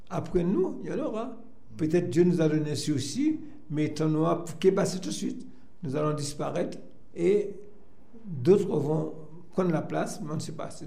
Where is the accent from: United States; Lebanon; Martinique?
Martinique; on s'installe et puis voilà, et puis euh, on est Martiniquais. Donc euh, je peux vous dire, c'est un pays, le pays, comme j'ai souvent dit